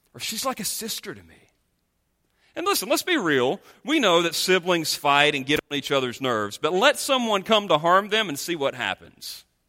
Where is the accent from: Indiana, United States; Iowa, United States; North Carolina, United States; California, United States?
North Carolina, United States; moved away; the state of North Carolina, in which I'm from